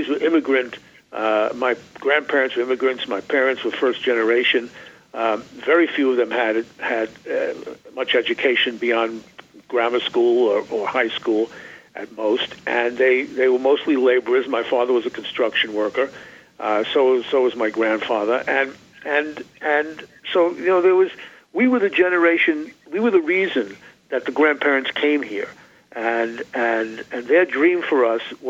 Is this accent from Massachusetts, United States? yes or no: no; New York, United States; growing up in New York in the 40s